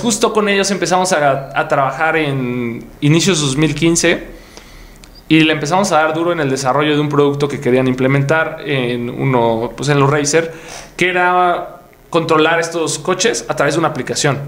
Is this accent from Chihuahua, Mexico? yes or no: no; Puebla, Mexico; Yo soy de Puebla